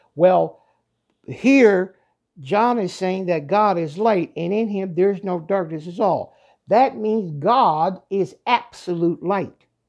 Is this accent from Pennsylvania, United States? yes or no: yes; Pennsylvania, United States; moved away; I was originally, uh, born and raised in Pennsylvania